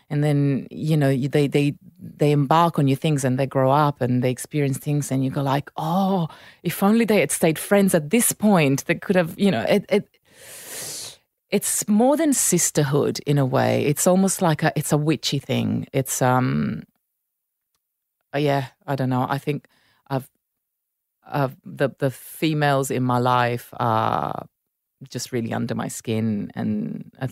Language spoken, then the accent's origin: English; Milan, Lombardy, Italy; grew up in Milan. I, I spent time in Naples, obviously, um, and uh, love it.